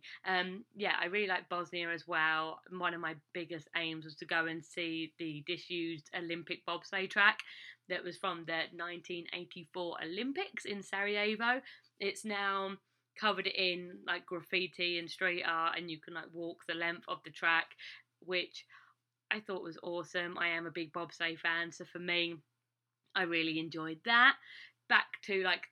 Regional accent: England, United Kingdom; moved away as an adult; now in United States; I'm English

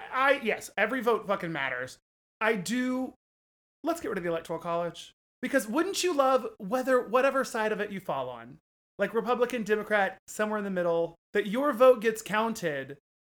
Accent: Oklahoma, United States; now in New York, United States; And most of us here came from there. Correct. I grew up in Oklahoma. Now I'm a New Yorker.

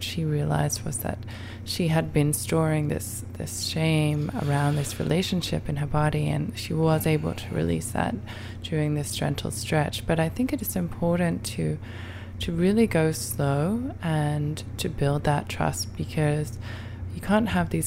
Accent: Brighton, South East England, United Kingdom; moved away as an adult; now in New York, United States; I'm from Brighton.

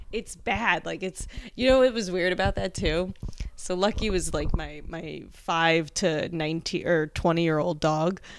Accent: New Jersey, United States; now in New York, United States; I grew up in Jersey, so, like, a classic New York City suburb

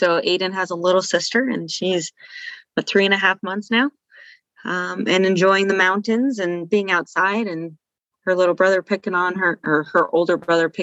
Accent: Steamboat Springs, Colorado, United States; born or raised there; moved away

